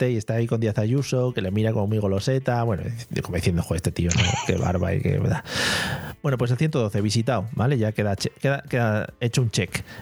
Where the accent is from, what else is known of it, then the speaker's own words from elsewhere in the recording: Spain; Es una cosa que, como buen español, también te digo, 9 de la noche